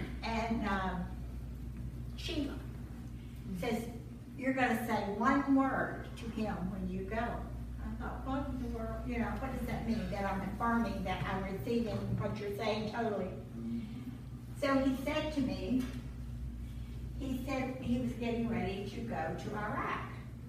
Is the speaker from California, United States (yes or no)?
no; southeast Missouri, United States; my hometown in southeast Missouri